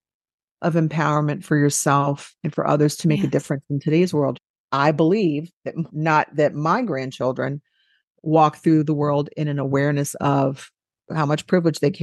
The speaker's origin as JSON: {"language": "English", "town": "New Orleans", "region": "Louisiana", "country": "United States", "said": "I am from New Orleans, and I am white."}